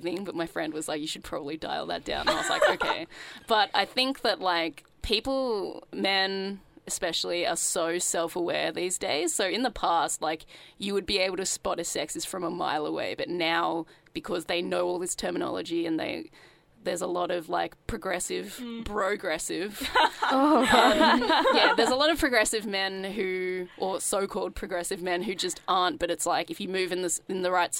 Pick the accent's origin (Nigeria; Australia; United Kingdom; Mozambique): Australia; Sydney, New South Wales; I grew up in Sydney, in the suburbs